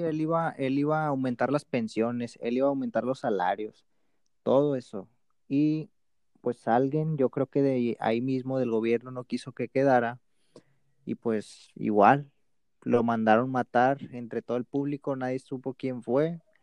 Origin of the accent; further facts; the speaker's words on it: Mexico; nosotros como mexicanos, bueno, pues tenemos Estados Unidos de vecino